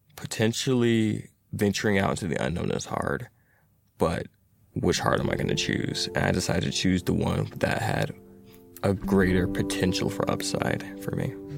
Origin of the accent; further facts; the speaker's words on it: Atlanta, Georgia, United States; I am a software engineer who's been born and raised in Atlanta